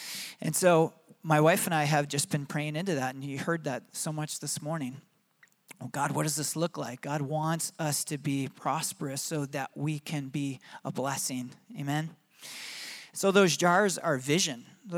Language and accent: English; Michigan, United States; accent: Michigan; And my own children make fun of me for my Michigan accent.